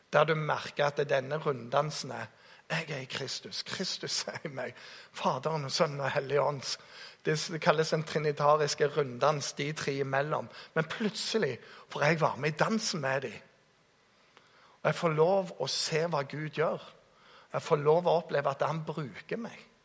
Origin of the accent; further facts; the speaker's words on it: Jæren, Rogaland, Norway; jeg kommer fra Jæren